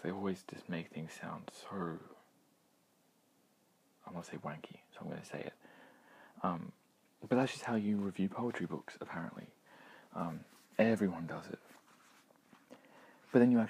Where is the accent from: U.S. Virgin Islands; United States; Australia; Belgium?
Australia; Being Australian